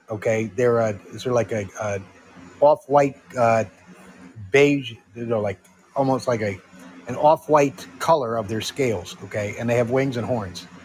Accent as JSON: {"language": "English", "region": "Connecticut", "country": "United States", "said": "I'm from Connecticut."}